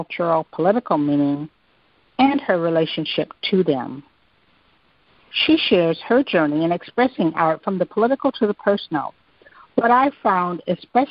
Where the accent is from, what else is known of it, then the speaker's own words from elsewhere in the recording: Midwest, United States; moved away; I'm originally from the Midwest